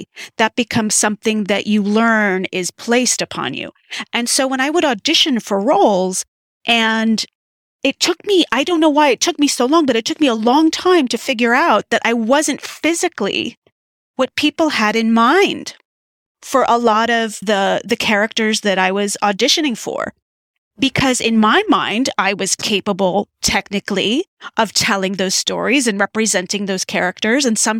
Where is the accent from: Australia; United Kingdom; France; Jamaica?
France; born there; I was born in France, Syrian American.